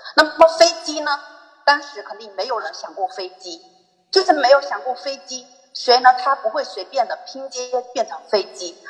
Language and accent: Chinese; Zhangzhou, Fujian, China; 我是来自漳州的